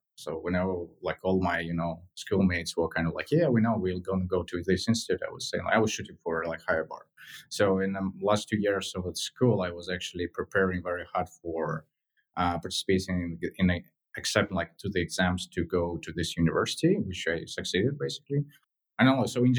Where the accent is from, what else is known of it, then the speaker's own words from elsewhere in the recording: Moscow, Russia; in general, Moscow is beautiful. Like growing there is something like, you know, very different